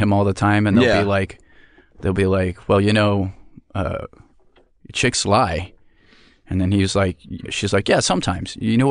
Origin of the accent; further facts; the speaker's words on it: Albuquerque, New Mexico, United States; moved away as an adult; now in Los Angeles, United States; I grew up in New Mexico.